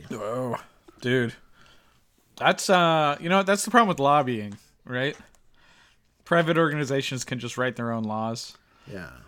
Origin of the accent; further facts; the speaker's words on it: Australia; born there; despite being born Australian, I don't have a good Australian accent.